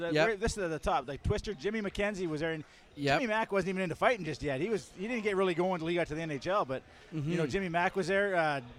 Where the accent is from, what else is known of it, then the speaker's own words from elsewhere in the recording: Prince Albert, Saskatchewan, Canada; I'm from Prince Albert, too